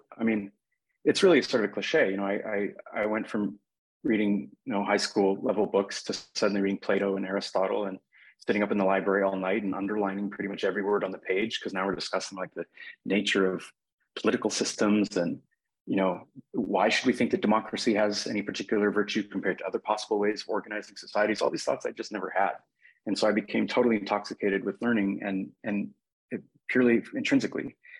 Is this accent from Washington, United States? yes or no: yes; Seattle, Washington, United States; when I grew up in Seattle in the 1980s and 1990s, I went to a public high school that wasn't particularly distinguished.